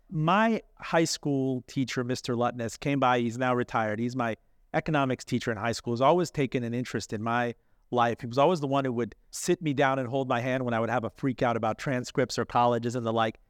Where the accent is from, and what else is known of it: Miami, Florida, United States; born or raised there